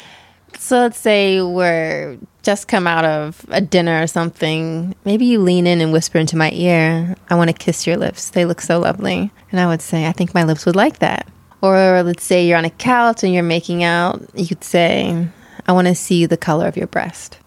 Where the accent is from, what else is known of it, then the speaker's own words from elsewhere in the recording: East Coast, United States; now in San Francisco Bay Area, United States; I'm originally from the East Coast.